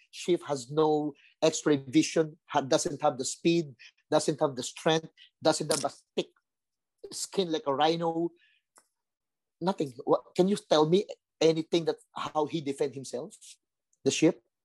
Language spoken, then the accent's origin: English; Manila, Metro Manila, Philippines; I grew up in Tondo, violent place